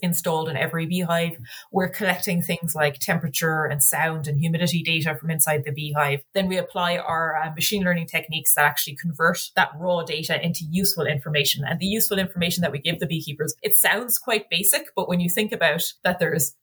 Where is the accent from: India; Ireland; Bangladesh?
Ireland; I'm a little bit biased being Irish